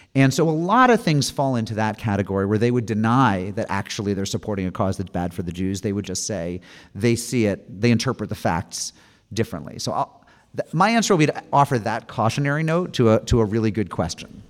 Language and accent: English; Springfield, Massachusetts, United States; my hometown of Springfield, Massachusetts